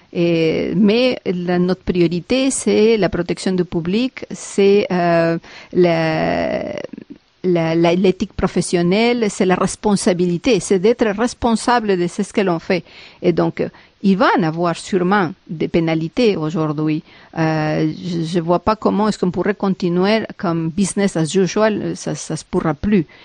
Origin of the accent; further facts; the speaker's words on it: Peru; now in Montreal, Canada; je viens du Pérou.